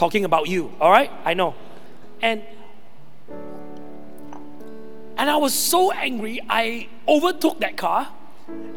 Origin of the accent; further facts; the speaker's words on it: Malaysia; also born or lived in Sabah; I'm Malaysian.